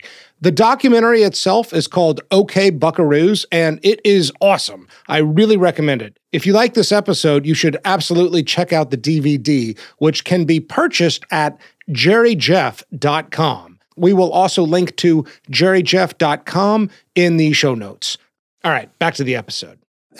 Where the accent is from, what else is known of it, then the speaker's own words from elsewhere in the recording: Austin, Texas, United States; I grew up in Austin.